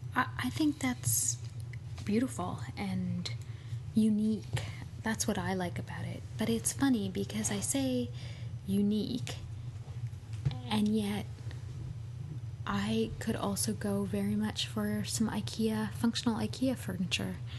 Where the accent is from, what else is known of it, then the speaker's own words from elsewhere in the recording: Montreal, Quebec, Canada; now in Toronto, Canada; I'm from Montreal originally